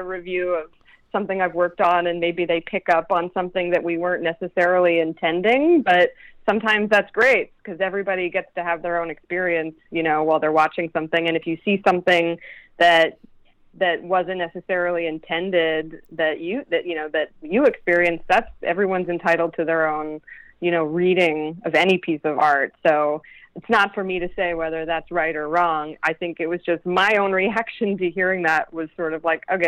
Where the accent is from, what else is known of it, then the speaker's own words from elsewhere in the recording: Pottsville, Pennsylvania, United States; growing up in Pottsville